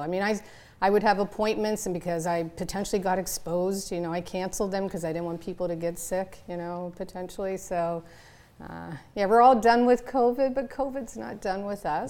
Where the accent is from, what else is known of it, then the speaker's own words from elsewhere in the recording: Canada; moved away; I'm from Canada